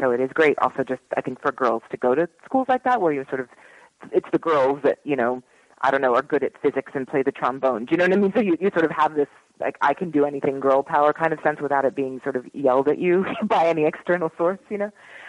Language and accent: English; Philadelphia, Pennsylvania, United States; moved away as an adult; Anyway, so I grew up in Philadelphia more or less. I went to high school there. And then I moved to New York when I was 18 to go to college.